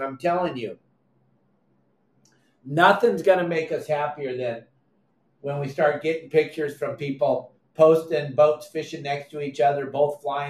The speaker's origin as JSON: {"language": "English", "region": "California", "country": "United States", "said": "when we got here and we come from Southern California where everything has to happen right now."}